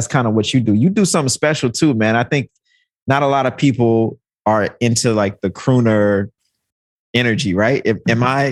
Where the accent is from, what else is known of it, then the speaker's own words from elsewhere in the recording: Mississippi, United States; moved away; coming from the South, you know, I'm from Mississippi